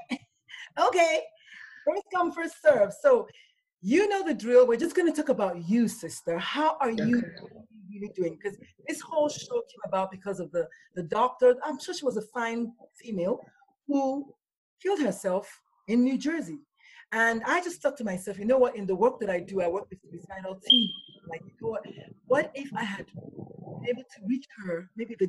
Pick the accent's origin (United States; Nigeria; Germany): Nigeria; I'm Nigerian